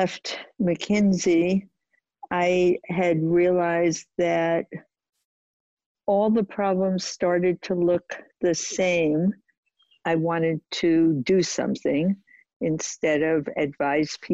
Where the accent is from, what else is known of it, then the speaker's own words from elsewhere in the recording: New York City, New York, United States; I grew up in Brooklyn when it wasn't fashionable